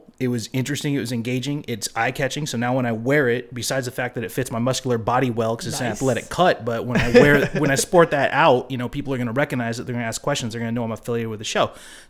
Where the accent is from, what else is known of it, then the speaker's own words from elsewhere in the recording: Eureka, California, United States; No, I grew up in Eureka, California, which is up in Humboldt.